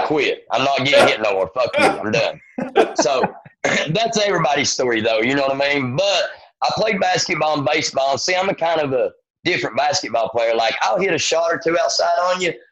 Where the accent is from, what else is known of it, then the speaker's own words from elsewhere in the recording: Erwin, Tennessee, United States; moved away as an adult; also born or lived in Johnson City, Tennessee; now in Nashville, United States; I'm actually born and raised in Irwin, Tennessee